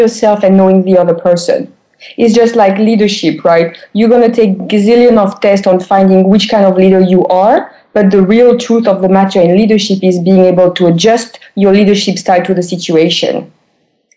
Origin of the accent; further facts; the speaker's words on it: France; I've been described most of the time as an American guy in a French female body